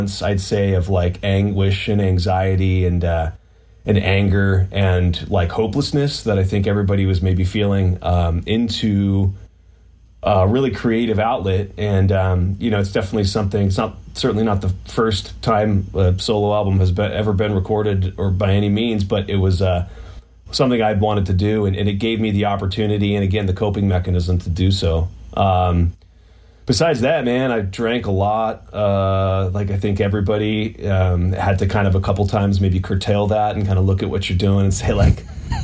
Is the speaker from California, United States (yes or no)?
no; Pittsburgh, Pennsylvania, United States; moved away; I'm actually from Pittsburgh, Pennsylvania, originally. I'm on my like 2-week vacation. I'm actually in the room that I grew up